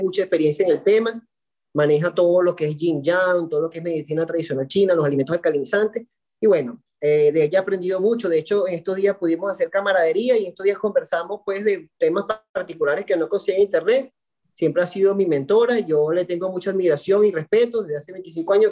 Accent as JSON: {"language": "Spanish", "town": "Valencia", "region": "Carabobo", "country": "Venezuela", "said": "soy de Venezuela, de Valencia, Estado Carabobo, una ciudad industrial"}